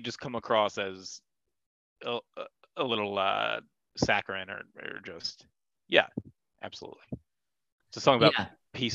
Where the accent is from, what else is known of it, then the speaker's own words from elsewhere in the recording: United States; Maybe it's because I'm an American. Maybe my Americanness is showing through here.